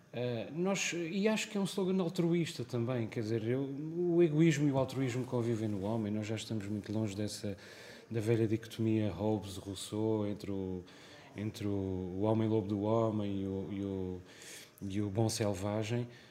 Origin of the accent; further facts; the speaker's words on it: Azores, Portugal; also born or lived in Lisbon; como açoriano